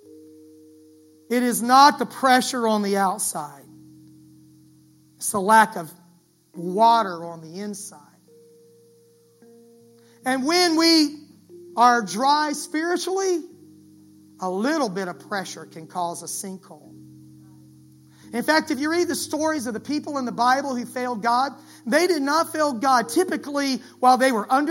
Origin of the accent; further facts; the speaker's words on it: Florida, United States; I grew up in Florida